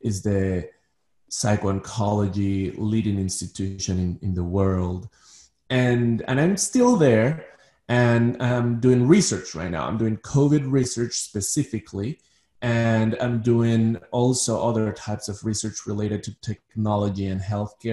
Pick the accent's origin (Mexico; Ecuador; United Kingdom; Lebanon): Ecuador; moved away as an adult; now in Manhattan, United States; So I'm originally from Ecuador. I was born in Ecuador. I'm part Danish. But most of my life I lived in Ecuador.